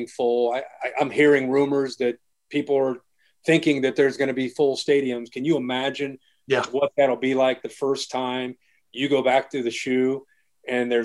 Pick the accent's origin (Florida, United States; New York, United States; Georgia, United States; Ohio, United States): Ohio, United States; Dayton; growing up in the Dayton area in high school